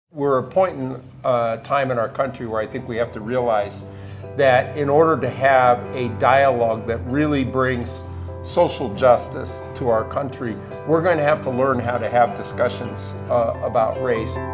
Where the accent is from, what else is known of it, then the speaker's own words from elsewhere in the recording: Nebraska, United States; moved away as an adult; I grew up on a, a farm near a small community in Nebraska